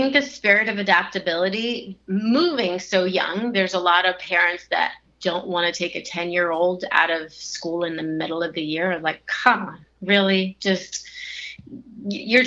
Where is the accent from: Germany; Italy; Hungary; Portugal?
Italy; moved away; also born or lived in Switzerland, east of Geneva; I was born and raised in Italy, just above the Amalfi Coast, south of Rome and north of the Amalfi Coast